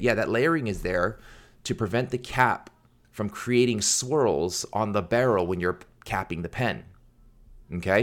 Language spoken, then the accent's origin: English; United States; I was born in America, and my parents didn't really do the best job teaching me to read or pronounce or speak Korean